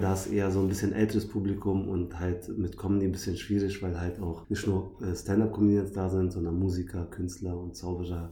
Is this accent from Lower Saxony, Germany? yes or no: no; Berlin, Germany; ich bin Berliner. Ich bin echt einer von den wenigen